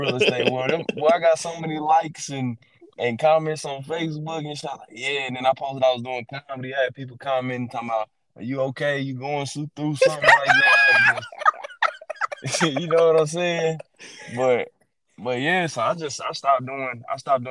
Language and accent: English; Cedar Hill, Texas, United States; I'm from Dallas. Dallas County. I ain't from the city of Dallas. But I just say Dallas because most people don't know the suburbs around Dallas. Well, I graduated from Cedar Hill